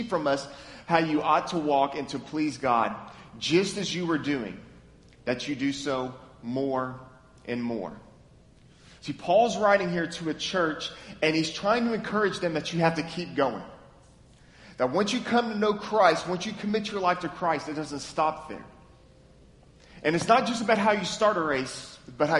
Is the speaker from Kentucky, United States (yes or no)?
yes; Lexington, Kentucky, United States; now in Memphis, United States; I'm from Lexington, Kentucky, born and raised.